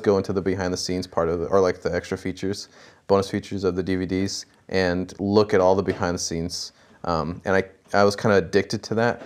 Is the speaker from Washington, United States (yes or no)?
yes; Kent, Washington, United States; also born or lived in El Paso, Texas / Newberg, Oregon; my immediate family moved to Washington and stayed in Kent for most of the time